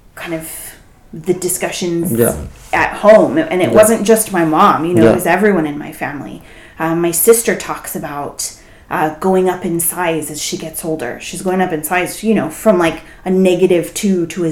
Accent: San Francisco Bay Area, California, United States; I grew up in the San Francisco Bay Area

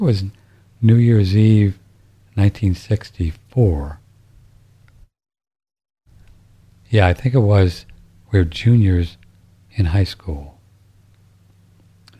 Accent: St. Louis, Missouri, United States; I grew up in St. Louis listening to Harry Carey, St. Louis Cardinals.

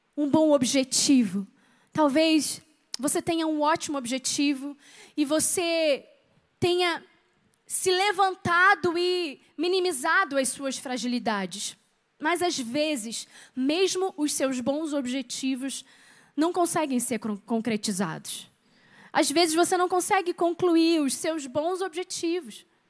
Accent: Rio de Janeiro, Brazil; also born or lived in Petrópolis; eu sou carioca

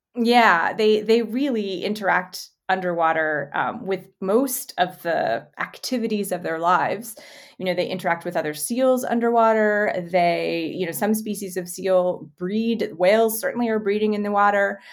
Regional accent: Winnipeg, Manitoba, Canada; now in Las Vegas, United States; I grew up in Winnipeg.

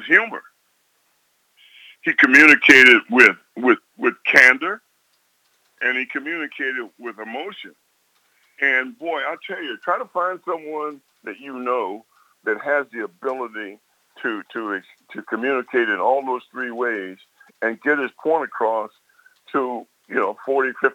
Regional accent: Baltimore, Maryland, United States; Baltimore is my hometown

